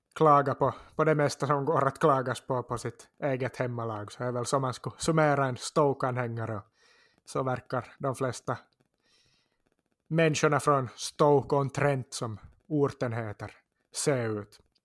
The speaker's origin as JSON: {"language": "Swedish", "town": "Korsholm", "region": "Ostrobothnia", "country": "Finland", "said": "identifierar jag mig nog också som österbottning och korsholmare och känner mig som hemma där också"}